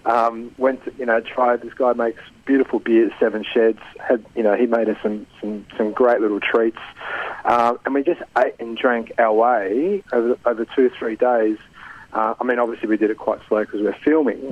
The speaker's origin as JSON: {"language": "English", "country": "Italy", "tie": "born or raised there", "moved": "yes", "said": "growing up in Italy, I just remember when we used to go away in August. You know, we'd go down to Malfi Coast"}